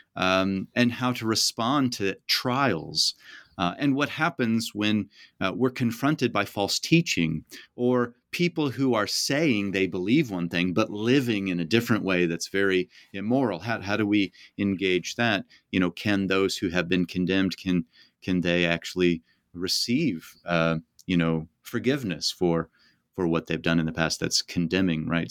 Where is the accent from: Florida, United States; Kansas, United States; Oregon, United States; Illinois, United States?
Kansas, United States; Kansas City; I grew up in the Kansas City area